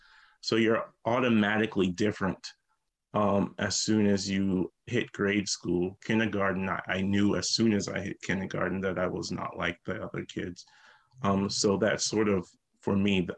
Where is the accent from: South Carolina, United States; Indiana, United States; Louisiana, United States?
South Carolina, United States; Lincolnville; moved away; I grew up in a small town called Lincolnville, South Carolina. It's right outside Charleston.